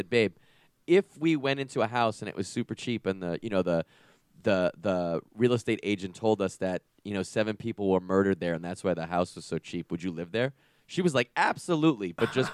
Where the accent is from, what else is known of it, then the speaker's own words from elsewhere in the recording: Long Island, New York, United States; I grew up in Long Island, New York